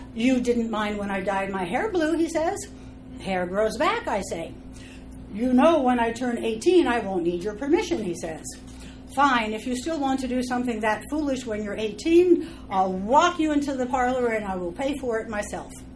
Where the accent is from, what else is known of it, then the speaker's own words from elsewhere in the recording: Los Angeles, California, United States; I am from Los Angeles